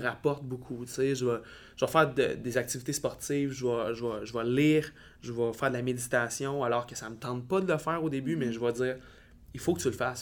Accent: Baie-Comeau, Quebec, Canada; moved away as an adult; also born or lived in Val-d'Or; de ma petite ville natale à Bécomo, pour partir à l'université

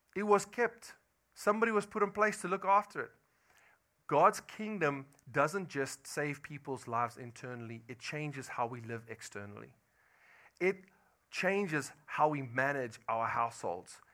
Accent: South Africa; moved away as an adult; I'm from South Africa

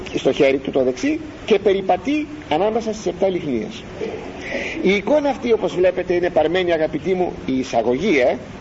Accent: Greece; Είμαστε Έλληνες

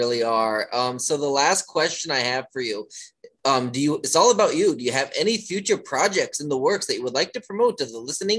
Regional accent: Pennsylvania, United States; now in DMV area, United States; I'm originally from Pennsylvania, and when I came to the DMV area

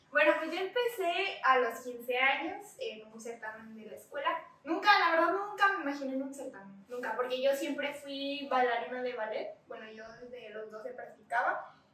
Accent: Ciudad Valles, San Luis Potosí, Mexico; also born or lived in Huehuetlán, San Luis Potosí; Yo soy de Huehuetlán, pero ah. estoy eh, aquí en Valles ah, desde primera y secundaria.

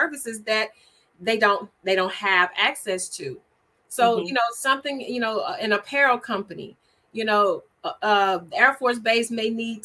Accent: Shreveport, Louisiana, United States; moved away as an adult; now in Texas, United States; Shreveport, Louisiana, which is my hometown

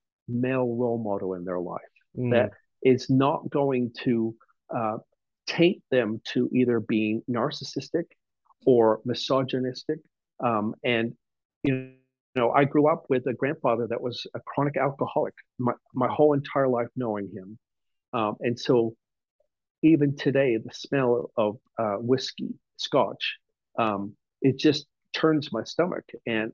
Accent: England, United Kingdom; moved away; I was born and raised in England

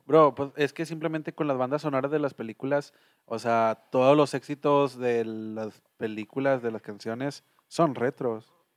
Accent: Mexico; como mexicano o como latino

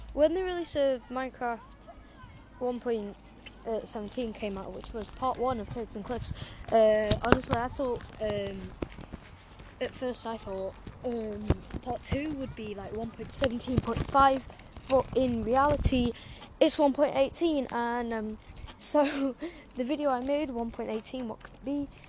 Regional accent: England, United Kingdom; I wanted England to win because it's my home country

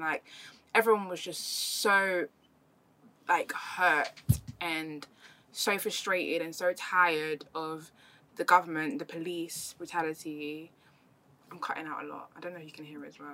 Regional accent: London, United Kingdom; also born or lived in Germany; I came from East London

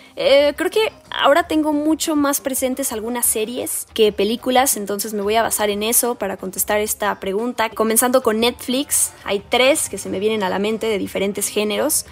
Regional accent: Mexico; soy mexicana

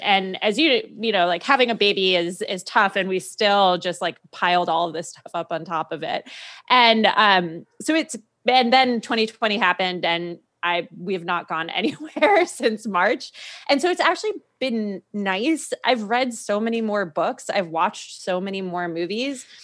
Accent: New England, United States; also born or lived in Washington, D.C.; now in San Francisco, United States; I'd never lived on the West Coast 'cause I grew up in New England

